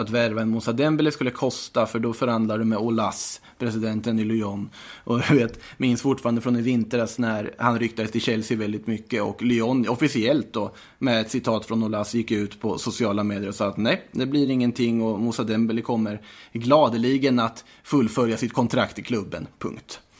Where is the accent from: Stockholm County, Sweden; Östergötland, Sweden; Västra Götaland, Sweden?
Östergötland, Sweden; accent: Östgötska; hunnit tröttna på min östgötska